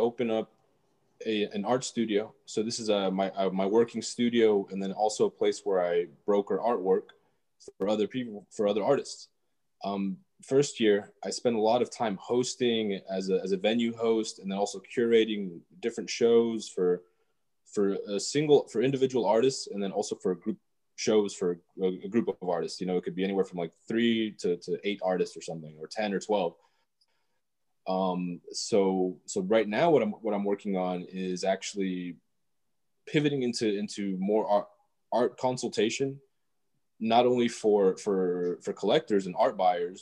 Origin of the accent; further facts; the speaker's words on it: Georgia, United States; also born or lived in Los Angeles County, California / Atlanta, Georgia; I was born in California, raised in Georgia, and mostly in a small town, and then spent a lot of time in Atlanta too.